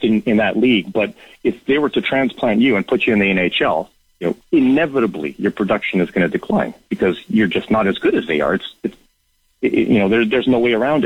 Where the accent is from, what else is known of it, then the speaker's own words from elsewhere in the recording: Toronto, Ontario, Canada; I was born and raised in Toronto, so I'm Torontonian